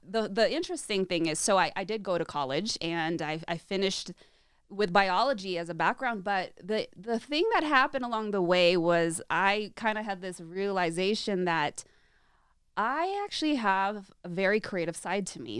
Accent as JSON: {"language": "English", "area": "Orange County", "region": "California", "country": "United States", "tie": "born or raised there", "also_born_or_lived": "Chicago, Illinois", "said": "I grew up in California and Southern California"}